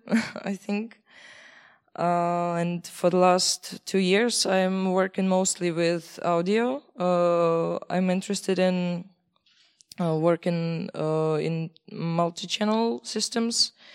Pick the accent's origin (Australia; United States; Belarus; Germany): Belarus; moved away as an adult; now in Czech Republic; I am from Belarus. Uh, I study in Czech Republic for uh, for years now